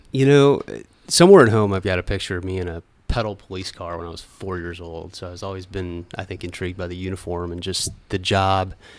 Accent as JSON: {"language": "English", "region": "Northeast Iowa", "country": "United States", "tie": "born or raised there", "also_born_or_lived": "Fort Dodge, Iowa / Marion, Iowa", "said": "was born in Fort Dodge, Iowa. I was about four years old when we moved to Northeast Iowa"}